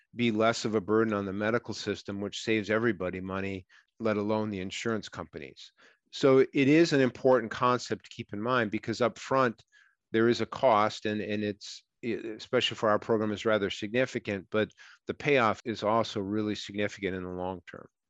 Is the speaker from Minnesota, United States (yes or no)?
yes; Minnesota, United States; I'm from Minnesota